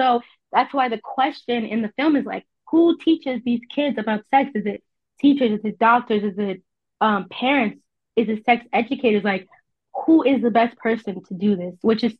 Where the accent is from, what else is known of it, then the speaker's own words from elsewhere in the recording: New Jersey, United States; also born or lived in Texas; I'm from New Jersey. I'm from I was born in Texas, but I claim New Jersey because I was part of a military family and we moved around a lot. But I typically claim New Jersey as where I'm from.